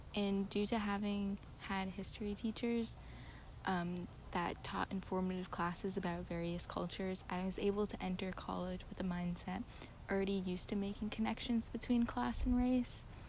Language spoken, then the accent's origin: English; United States; as a white American